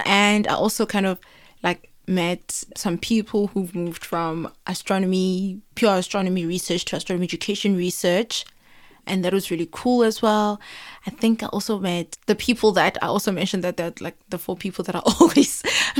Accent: South Africa; I'm growing up in South Africa

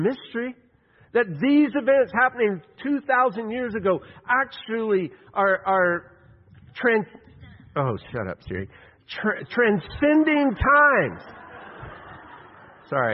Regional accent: West Texas, United States; I grew up in West Texas

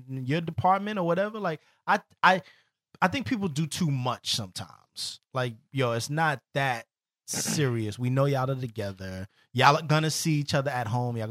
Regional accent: New York City, New York, United States; we're from the Bronx, me and …

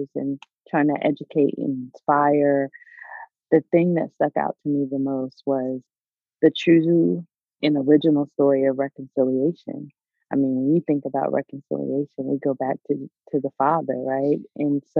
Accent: Delaware, United States; moved away as an adult; also born or lived in the South (US); I grew up in the North. I grew up in Delaware, and actually I'm there right now

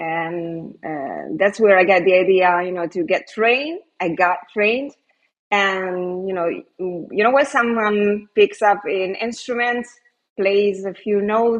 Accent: Italy; moved away as an adult; also born or lived in Canary Islands, Spain; I'm Italian. I live in Italy now, but I have lived 4 years in Spain, in one of the Canary Islands

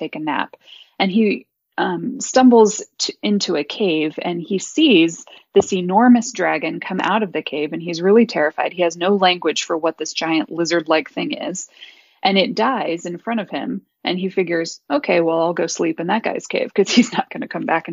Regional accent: United States; I was a kid growing up in America in the 80s and 90s

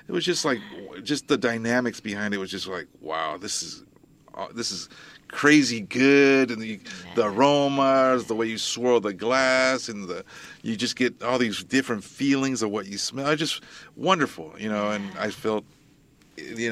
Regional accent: San Mateo, California, United States; I was born and raised in San Mateo

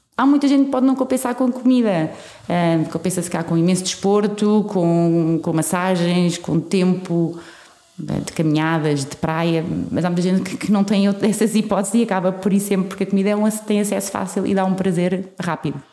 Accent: Portugal; somos portugueses

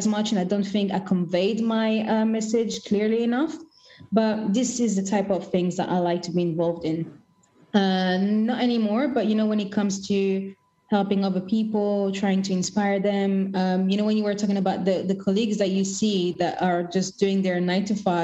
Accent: Kinshasa, DR Congo; moved away; I'm originally from Congo Kinshasa, and our Independence Day is on the 13th of June

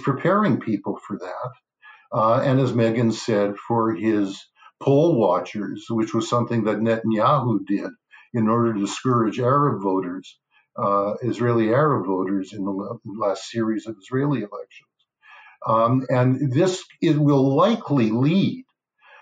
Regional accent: Canada; as a Canadian

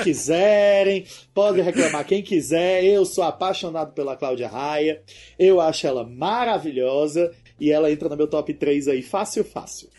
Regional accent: Northeast Region, Brazil; Eu vou falar uma coisa como nordestino

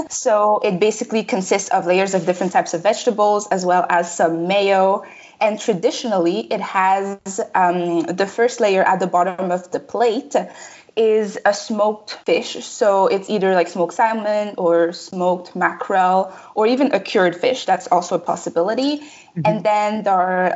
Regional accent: Canada; first language French; English is a second language; also born or lived in Republic of the Congo; in 2002, my family, so me, my mom, my dad, and my brother, we immigrated to Canada

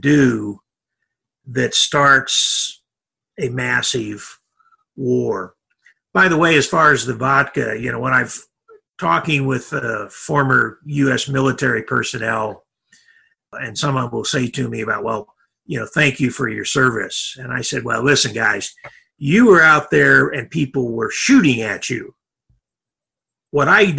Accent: Indianapolis, Indiana, United States; moved away as an adult; also born or lived in Lisbon / Athens / New Zealand / Moscow; I'm a hick from Indiana. I grew up in Indianapolis.

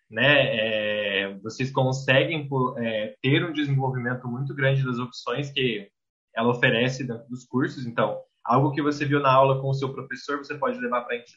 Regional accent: Minas Gerais, Brazil; born there; Eu, eu, eu, nasci em Minas Gerais, mas eu moro em Santa Catarina, então eu moro quase 600 quilômetros de distância de Ribeirão Preto.

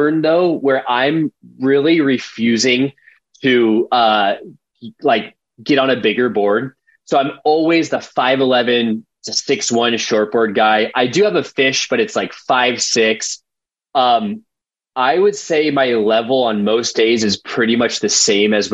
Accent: Costa Mesa, California, United States; I grew up in Costa Mesa, which is like kind of right by, so our closest beach is Newport Beach

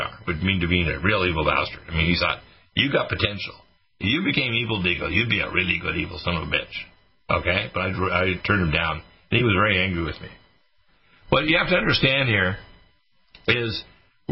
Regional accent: Detroit, Michigan, United States; I was born in Detroit

